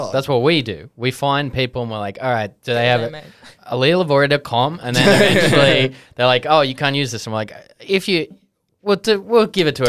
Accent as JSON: {"language": "English", "region": "England", "country": "United Kingdom", "tie": "born or raised there", "said": "growing up in England"}